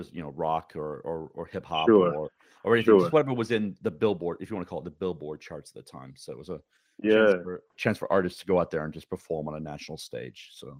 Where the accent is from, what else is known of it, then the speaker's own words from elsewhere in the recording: United Kingdom; When I was growing up in Great Britain